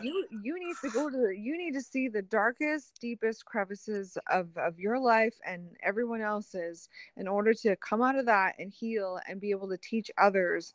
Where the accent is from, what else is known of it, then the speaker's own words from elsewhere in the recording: Canada; as a Canadian